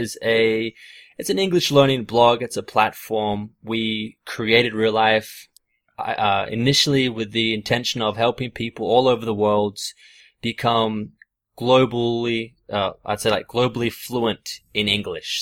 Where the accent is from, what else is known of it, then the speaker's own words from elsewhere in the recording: Australia; growing up in Australia